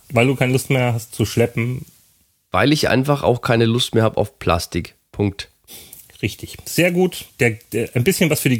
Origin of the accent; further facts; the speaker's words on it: Würzburg area, Bavaria, Germany; Kommt übrigens aus meinem Heimatort